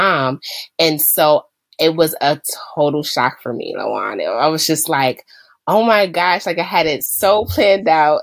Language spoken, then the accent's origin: English; New York, United States; I am from New York, where on a day-to-day basis, I am a school, special education school manager